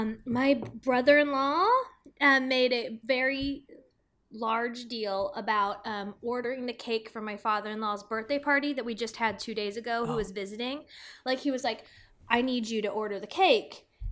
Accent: Midwest, United States; Like, I'm from the Midwest.

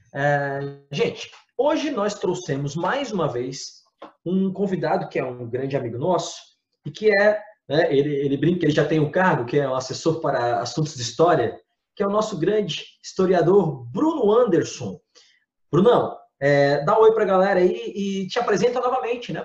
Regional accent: Florianópolis, Santa Catarina, Brazil; nós somos de, de Santa Catarina, de Florianópolis, os três aqui moramos em Florianópolis especificamente

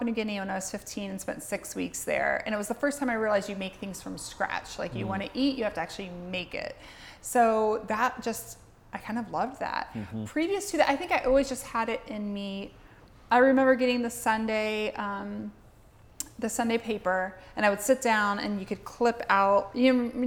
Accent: Columbus, Ohio, United States; also born or lived in Lexington, Kentucky; now in Dayton, United States; I came from Lexington, Kentucky, but originally from Columbus

